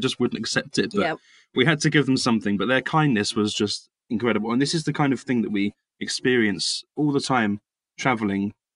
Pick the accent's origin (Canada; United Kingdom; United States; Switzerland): United Kingdom; England; we're English